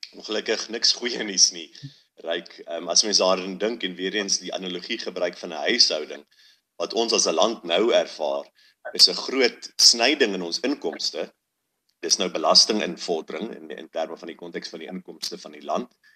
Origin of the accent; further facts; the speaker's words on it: South Africa; ons as Suid-Afrikaners